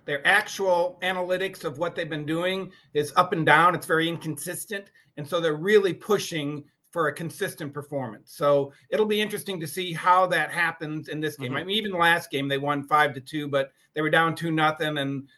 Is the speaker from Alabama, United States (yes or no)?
no; Michigan, United States; now in Dallas, United States; I'm from Michigan